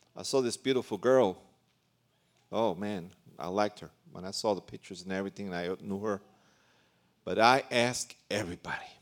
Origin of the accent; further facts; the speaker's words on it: New York City, New York, United States; also born or lived in Puerto Rico (ancestry); now in Central America; I was born in New York City, and my parents are Puerto Rican, but I've been in Central America ever since nineteen seventy-five